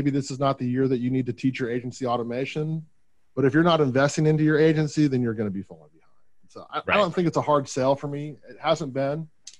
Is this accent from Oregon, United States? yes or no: yes; Portland, Oregon, United States; Portland, yeah.